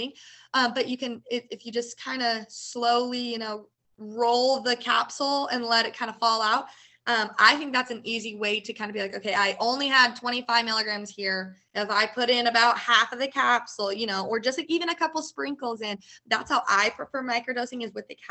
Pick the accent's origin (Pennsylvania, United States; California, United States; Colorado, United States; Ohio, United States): Colorado, United States; now in Oklahoma, United States; I'm actually from Colorado.